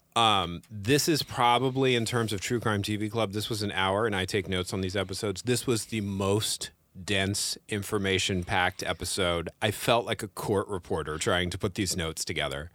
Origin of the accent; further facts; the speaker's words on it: Northern California, United States; also born or lived in San Francisco; I grew up in Northern California